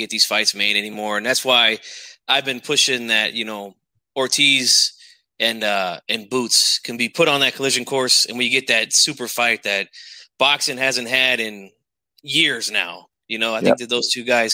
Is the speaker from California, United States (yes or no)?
yes; Sacramento, California, United States; my hometown too, Sacramento